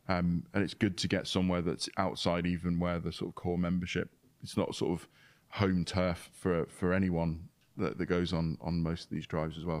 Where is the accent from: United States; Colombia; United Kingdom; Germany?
United Kingdom; being British